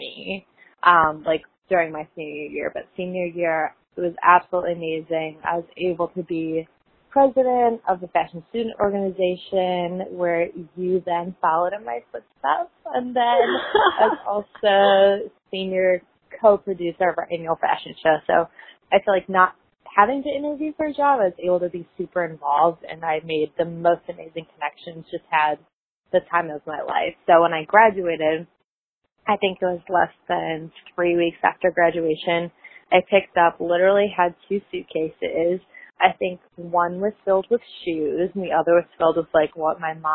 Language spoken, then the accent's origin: English; Cleveland, Ohio, United States; I was born and raised in Cleveland, Ohio